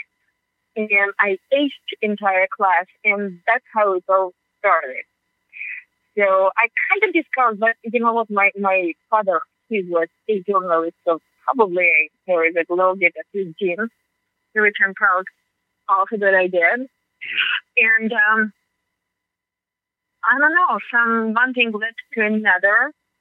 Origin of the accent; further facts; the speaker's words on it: Georgia; first language Russian; English is a second language; moved away as an adult; now in United States; My native tongue is Russian. I speak also Georgian because I'm from the Republic of Georgia